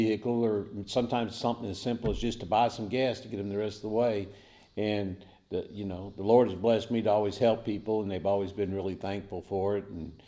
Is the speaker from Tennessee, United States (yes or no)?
no; Leesville, Louisiana, United States; also born or lived in Germany; So we're not actually born in Louisiana, but we've been raised there, so that's our home, and that's where we're at.